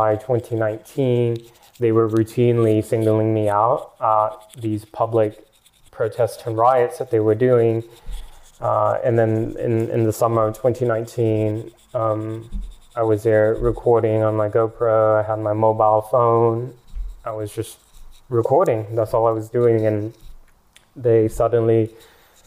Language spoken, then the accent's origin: English; Portland, Oregon, United States; moved away as an adult; Portland is my hometown